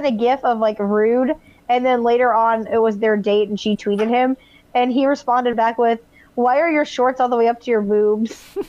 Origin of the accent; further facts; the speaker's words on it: the South, United States; I'm from the South, and I have never heard anyone say daddy.